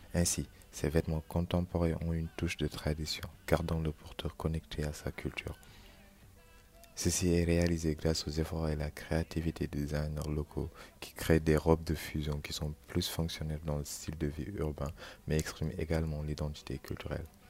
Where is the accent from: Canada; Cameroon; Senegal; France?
Senegal; moved away; mon pays d'origine, le Sénégal